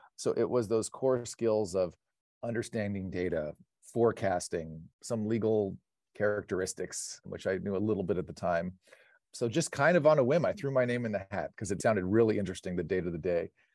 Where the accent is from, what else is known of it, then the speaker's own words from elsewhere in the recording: Pasadena, California, United States; Born and raised in Pasadena, home of the Rose Parade and the Rose Bowl